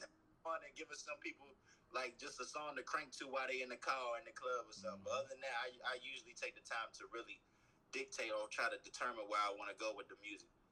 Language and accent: English; Capitol Heights, Maryland, United States; also born or lived in Washington, District of Columbia, United States; I'm from Capitol Heights, but I'm Maryland all day